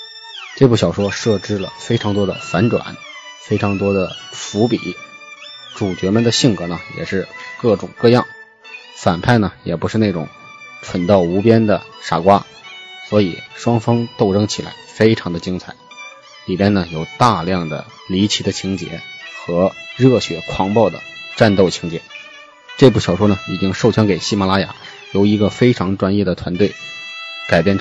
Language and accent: Chinese; Hebei, China; 作为一个河北人呢，我从小就非常喜欢武侠故事，特别崇拜金庸。